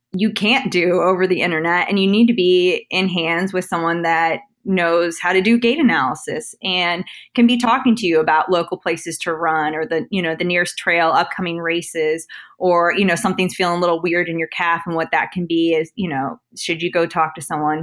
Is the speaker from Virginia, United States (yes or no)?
yes; Northern Virginia, United States; also born or lived in Washington, D.C.; I grew up in Northern Virginia. I went to Oakton High School